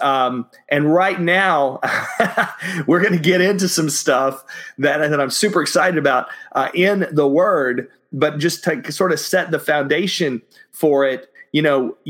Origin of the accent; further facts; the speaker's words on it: Dallas, Texas, United States; also born or lived in Austin, Texas; where I grew up in Dallas, you have all of these churches that had steeples on them